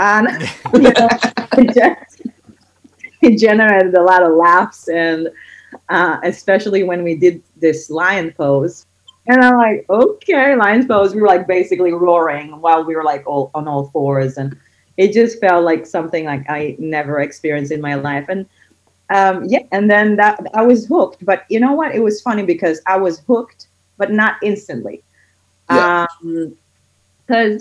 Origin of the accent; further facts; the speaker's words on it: Israel; moved away as an adult; now in Doylestown, United States; I'm actually originally I'm from Israel. I live here for about 16 years with my family.